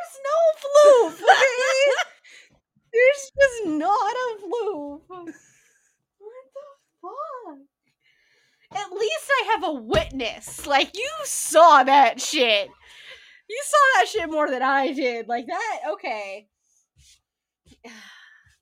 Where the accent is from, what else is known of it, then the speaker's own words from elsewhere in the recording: United States; I'm from the United States, but my heritage is for a different country